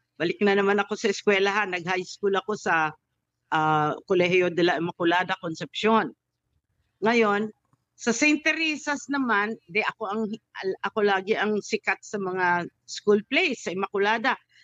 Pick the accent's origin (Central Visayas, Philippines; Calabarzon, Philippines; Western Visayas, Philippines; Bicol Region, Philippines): Western Visayas, Philippines; Iloilo; moved away; sa Iloilo ako lumaki ng elementary